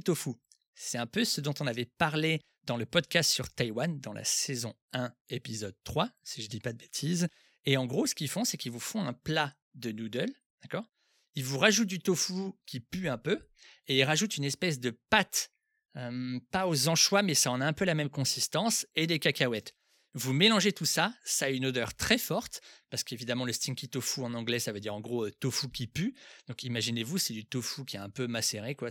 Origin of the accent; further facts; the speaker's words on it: France; moi aussi, je suis français